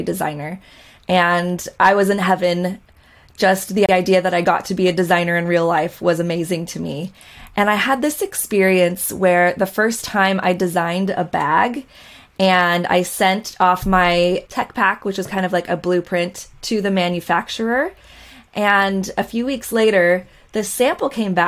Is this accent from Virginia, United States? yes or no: no; Costa Mesa, California, United States; I grew up in Orange County, California, in the Costa Mesa, Newport Beach area